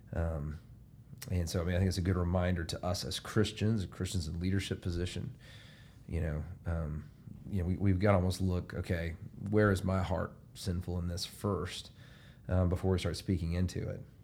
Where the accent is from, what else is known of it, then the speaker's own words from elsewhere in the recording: Alabama, United States; my hometown being from Alabama